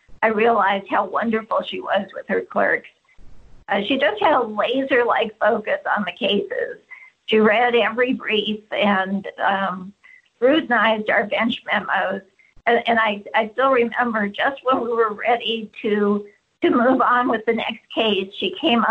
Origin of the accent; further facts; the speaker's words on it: California, United States; moved away as an adult; also born or lived in Washington, D.C.; as a Californian